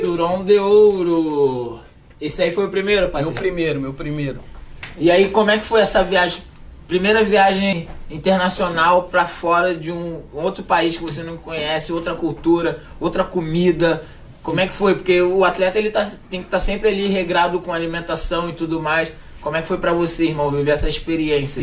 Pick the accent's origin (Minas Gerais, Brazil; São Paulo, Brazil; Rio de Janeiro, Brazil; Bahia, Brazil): Rio de Janeiro, Brazil; eu sou cria do Lins